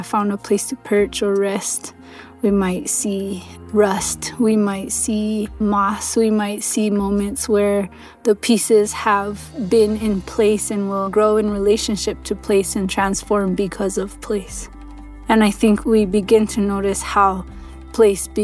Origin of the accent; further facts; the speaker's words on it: Santa Clara Pueblo, New Mexico, United States; I'm from Santa Clara Pueblo in northern New Mexico, where I live and work on my ancestral homelands